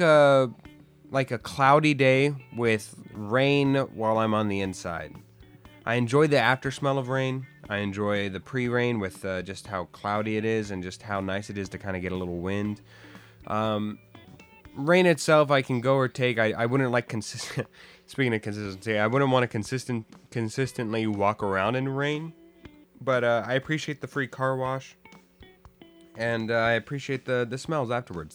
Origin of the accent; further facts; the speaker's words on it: Arizona, United States; now in Los Angeles, United States; I'm from Arizona and moved